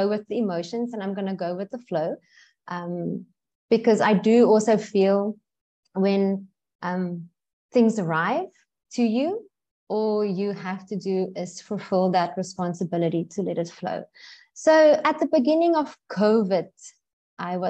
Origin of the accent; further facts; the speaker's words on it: South Africa; now in Bali, Indonesia; I'm from South Africa